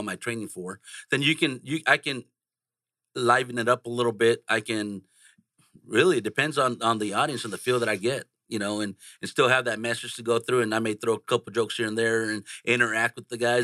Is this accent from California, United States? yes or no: yes; San Jose, California, United States; I grew up in San Jose, California